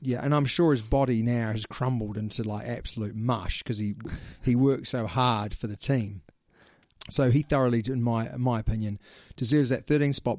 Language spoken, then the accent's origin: English; New Zealand; we are two Kiwis